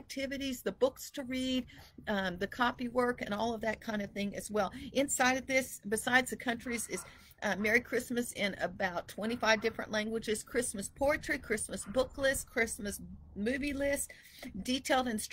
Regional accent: Texas, United States; moved away; also born or lived in Idaho; here I was from Texas

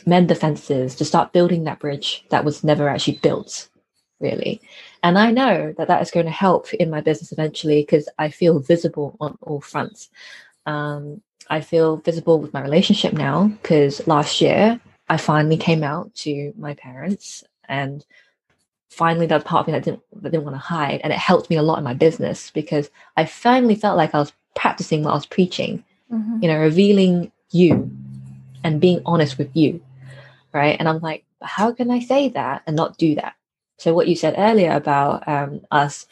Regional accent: United Kingdom; I'm a British born Chinese person. So I'm a child of immigrants. And I was raised in a collectivist culture, but in an individualist society

